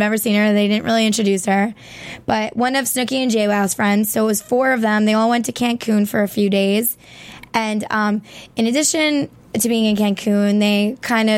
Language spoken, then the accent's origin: English; Long Island, New York, United States; I'm from Long Island and we're separated from New York technically